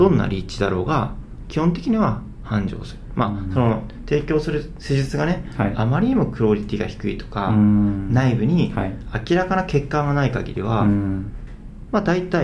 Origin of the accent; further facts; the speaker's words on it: Hakodate, Hokkaido, Japan; 僕は北海道函館市出身で、